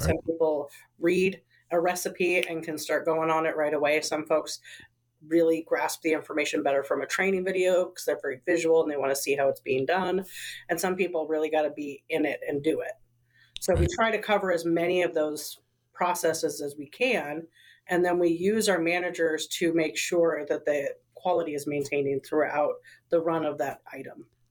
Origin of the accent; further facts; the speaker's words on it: Portland, Oregon, United States; I was raised in the Pacific Northwest. I was raised in Northeast Portland